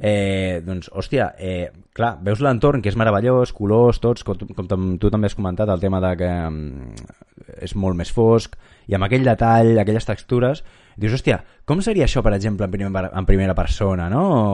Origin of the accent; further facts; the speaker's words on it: Catalonia, Spain; sóc ben català